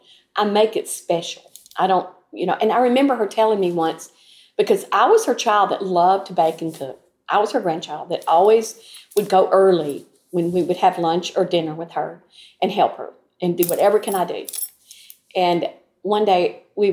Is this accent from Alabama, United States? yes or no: yes; Troy, Alabama, United States; Growing up in Troy was like a wonderful little small town